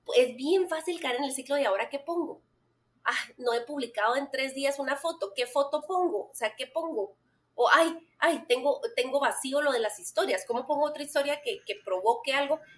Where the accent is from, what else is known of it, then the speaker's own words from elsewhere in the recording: Guatemala; Soy una mamá en mis cuarentas, guatemalteca, esposa y mamá de cuatro adolescentes